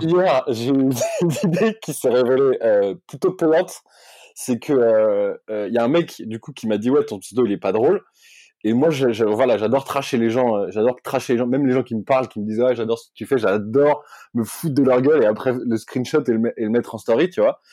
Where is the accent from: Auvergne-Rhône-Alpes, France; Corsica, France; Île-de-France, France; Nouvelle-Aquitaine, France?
Corsica, France; je suis corse ma mère est corse